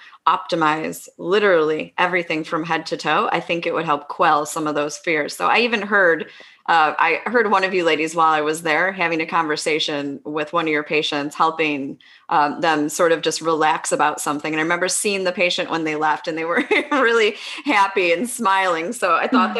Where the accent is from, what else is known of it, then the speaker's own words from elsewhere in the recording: East Coast, United States; moved away as an adult; now in West Coast, United States; I grew up on the East Coast, lived, you know, first half of my life out there, second half of my life out on the West Coast